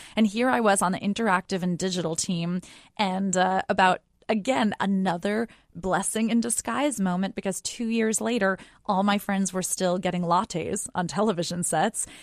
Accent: outside of New York City, United States; we grew up outside of New York City.

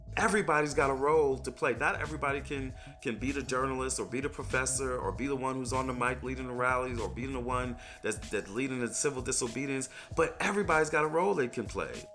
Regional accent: New York, United States; moved away as an adult; also born or lived in Selma, Alabama; I'm from New York originally.

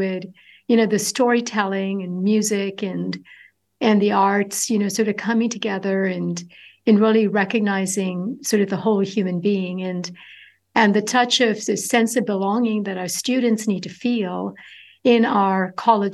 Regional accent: Kollam, Kerala, India; moved away as an adult; now in California, United States; I grew up in the southern tip of India, coastal community, little town of Kwilon

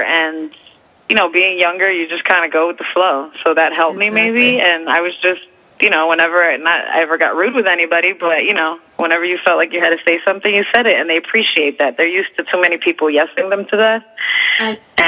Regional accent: United States; I am from Jersey in New York

